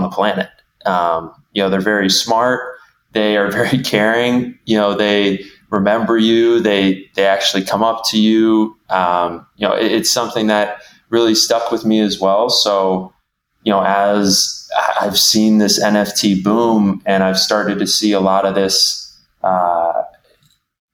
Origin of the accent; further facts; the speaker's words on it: Midwest, United States; I am from the Midwest. I am from the heartland of the U.S.